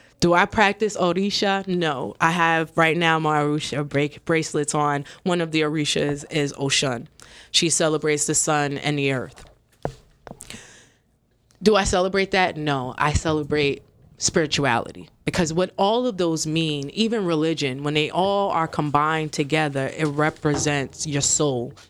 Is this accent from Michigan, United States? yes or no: no; Hoboken, New Jersey, United States; moved away as an adult; also born or lived in Jamaica / Daytona, Florida; I grew up around it because I grew up in Hoboken, you know, Boricua